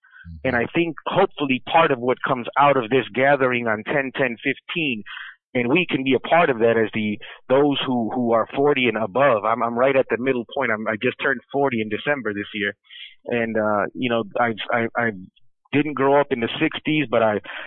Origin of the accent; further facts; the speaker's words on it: Chicago, Illinois, United States; as a Mexican born in America, been born and raised in Chicago my whole life